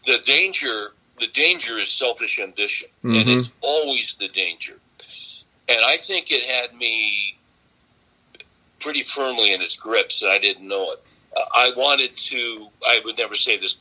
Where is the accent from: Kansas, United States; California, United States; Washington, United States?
California, United States; I was raised in California back when California was normal